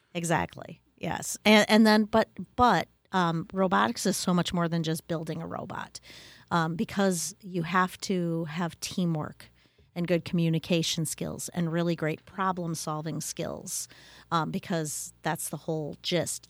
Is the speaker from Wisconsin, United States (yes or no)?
yes; Wisconsin, United States; I grew up in Wisconsin